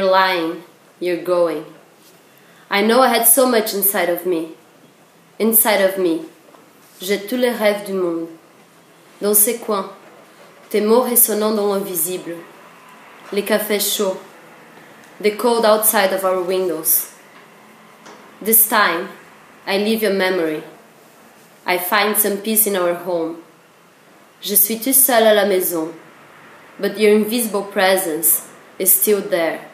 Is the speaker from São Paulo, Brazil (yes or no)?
yes; São Paulo, Brazil; moved away; it's a sister city from my hometown, that it's São Paulo